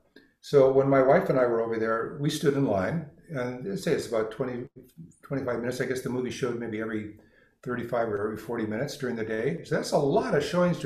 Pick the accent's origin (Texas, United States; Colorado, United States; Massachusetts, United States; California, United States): California, United States; Los Angeles; moved away; I was actually born downtown Los Angeles. I'm from California, and though I didn't live here all my life